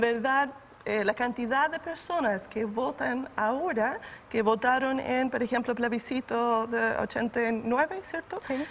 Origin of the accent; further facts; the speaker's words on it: United States; now in Chile; vengo de Estados Unidos